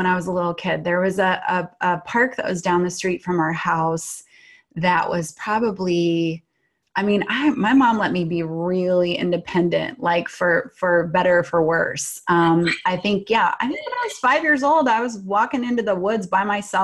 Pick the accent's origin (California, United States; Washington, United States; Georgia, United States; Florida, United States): Washington, United States; So I grew up in Washington State in the suburbs, which were very foresty and kind of wild in the 70s